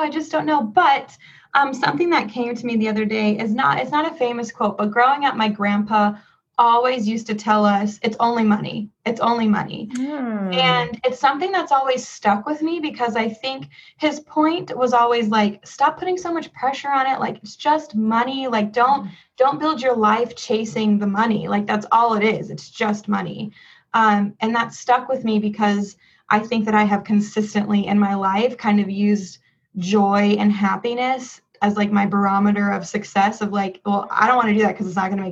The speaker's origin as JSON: {"language": "English", "town": "San Jose", "region": "California", "country": "United States", "also_born_or_lived": "Los Angeles", "said": "I'm from the Bay Area, San Jose, California"}